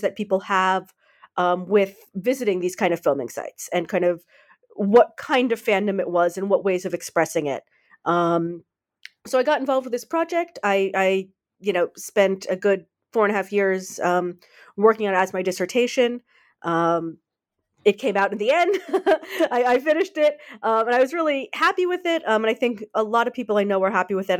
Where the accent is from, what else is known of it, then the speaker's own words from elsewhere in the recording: United States; now in Netherlands; I'm an American, but I live in the Netherlands